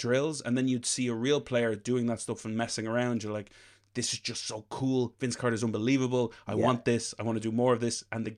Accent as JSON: {"language": "English", "region": "Leinster", "country": "Ireland", "said": "I'm from Leash."}